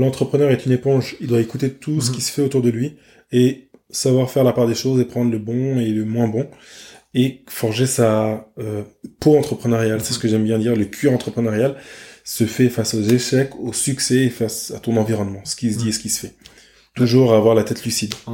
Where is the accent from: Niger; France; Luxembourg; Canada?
France; je suis un Français